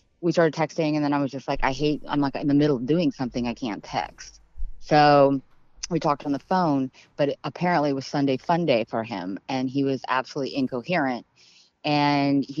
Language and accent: English; Tampa, Florida, United States; now in Fort Lauderdale, United States; my hometown and then also where I live now.